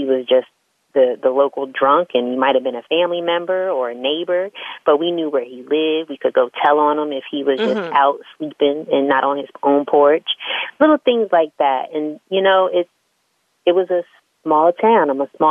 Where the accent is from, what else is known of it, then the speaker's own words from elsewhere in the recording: Smyrna, Delaware, United States; moved away as an adult; I was born in Delaware, a little town, actually, called Smyrna, Delaware